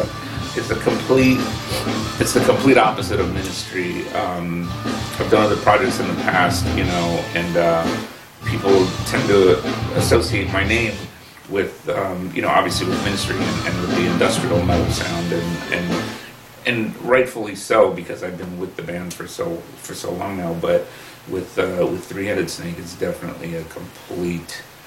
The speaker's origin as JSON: {"language": "English", "town": "Burbank", "region": "California", "country": "United States", "tie": "born or raised there", "said": "I grew up in Burbank, so he was a big hometown hero"}